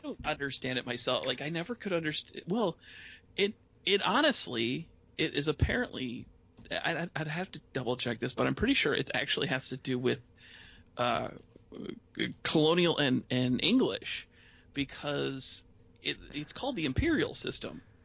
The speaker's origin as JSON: {"language": "English", "town": "Lincoln Park", "region": "Michigan", "country": "United States", "tie": "born or raised there", "moved": "as an adult", "lives_now": "Traverse City, United States", "said": "I grew up in the Detroit area."}